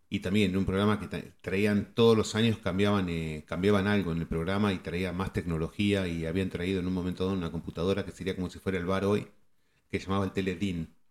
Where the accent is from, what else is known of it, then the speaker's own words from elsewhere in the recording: Argentina; moved away; cuando nosotros nos fuimos de Argentina, el canal que era de deportes era TIC Sports.